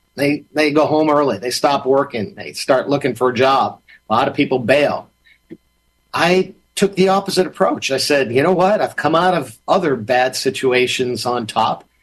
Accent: Massachusetts, United States; when I was growing up in Massachusetts.

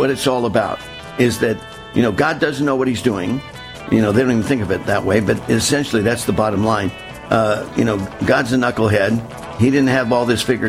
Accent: Southern California, United States; growing up in Southern California, and I grew up, on the coast.

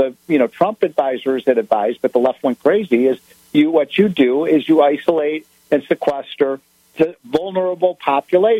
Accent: Illinois, United States; my home state of Illinois

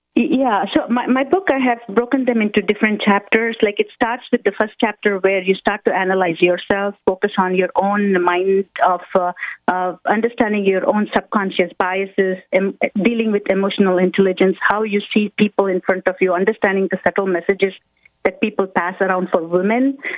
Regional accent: India; moved away as an adult; now in United States; I come from India and I moved to United States when I was 21. So growing up in India

